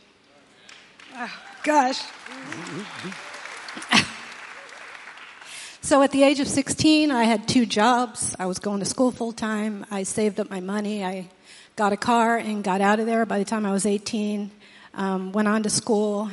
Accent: New Haven, Connecticut, United States; I grew up in New Haven, Connecticut in a single-parent

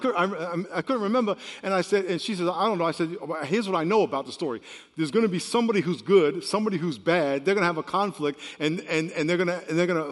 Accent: New York, United States; moved away; Back where I grew up in New York, when it was real cold, we used to say the hawk was out

